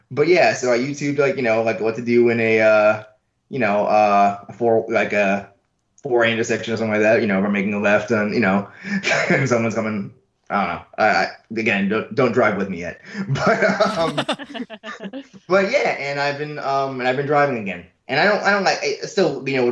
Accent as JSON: {"language": "English", "town": "New York City", "region": "New York", "country": "United States", "tie": "born or raised there", "said": "I grew up in New York, right? I grew up in, like, in a neighborhood in Queens"}